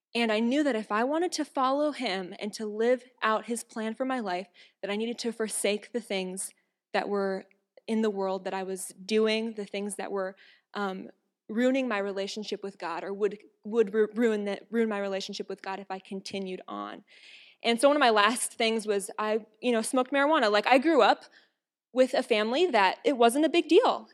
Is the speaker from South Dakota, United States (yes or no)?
yes; Watertown, South Dakota, United States; I'm from South Dakota. Whew. Anyway, from Watertown